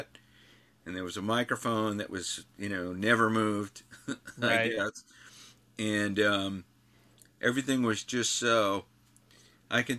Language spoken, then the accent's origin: English; New York, United States; I'm from New York